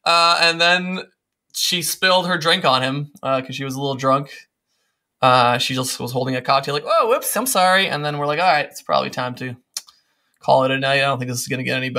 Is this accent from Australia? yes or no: no; Serbia; born there; I was born in Eastern Europe in Serbia and I've kind of had that. For many years, I've had that urge to go back